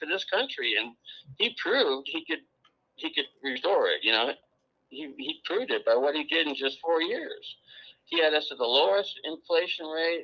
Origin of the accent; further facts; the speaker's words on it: California, United States; moved away; I'm from California